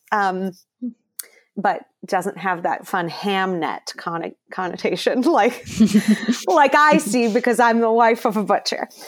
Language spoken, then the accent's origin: English; Cleveland, Ohio, United States; I am from Cleveland